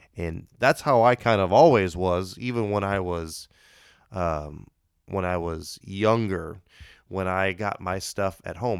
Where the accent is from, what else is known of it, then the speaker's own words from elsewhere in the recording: Indiana, United States; I'm, I'm from Indiana